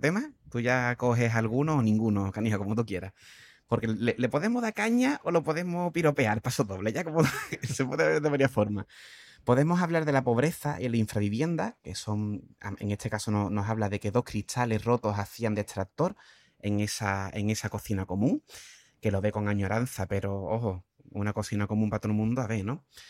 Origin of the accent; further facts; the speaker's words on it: Cádiz, Andalusia, Spain; me haya criado en Cádiz